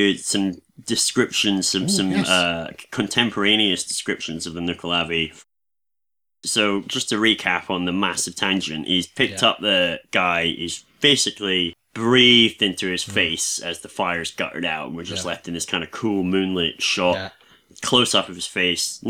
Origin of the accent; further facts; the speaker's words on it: Scotland, United Kingdom; I'm Scottish as a deep fried iron brew bar